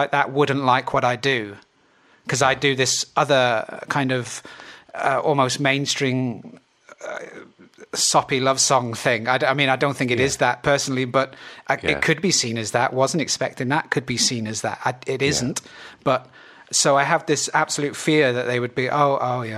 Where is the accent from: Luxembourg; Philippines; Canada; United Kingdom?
United Kingdom; Plymouth, South West England; I was from Plymouth